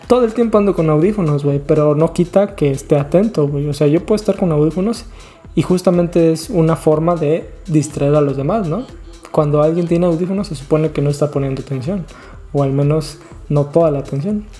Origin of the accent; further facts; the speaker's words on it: Guerrero, Mexico; also born or lived in Tlaxcala; yo soy de Tlaxcala, me crié en Guerrero